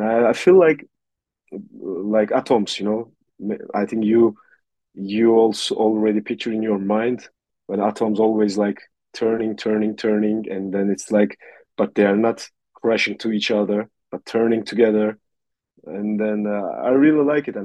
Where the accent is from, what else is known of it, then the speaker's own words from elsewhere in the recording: north coast of Turkey, Black Sea Region, Turkey; I was born in Turkey, in the north coast of Turkey